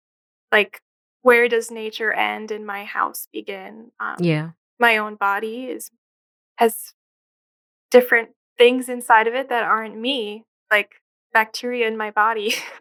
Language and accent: English; New Jersey, United States; also born or lived in Philadelphia area / Chicago area; now in Syracuse, United States; I grew up in New Jersey, and then my family moved around a bit to these different suburbs.